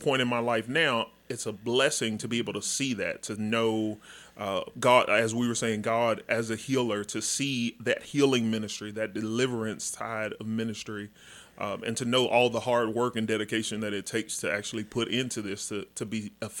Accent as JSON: {"language": "English", "town": "Dallas", "region": "Texas", "country": "United States", "tie": "born or raised there", "said": "Born and raised in Dallas."}